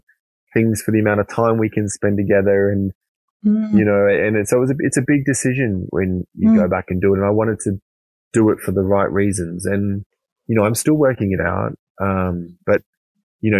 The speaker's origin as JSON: {"language": "English", "region": "Queensland", "country": "Australia", "tie": "born or raised there", "moved": "yes", "said": "most of my family are still back where I grew up in Queensland"}